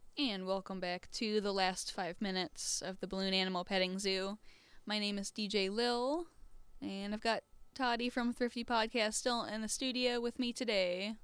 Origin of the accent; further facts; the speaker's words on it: Southeast Michigan, United States; moved away; I'm from Southeast Michigan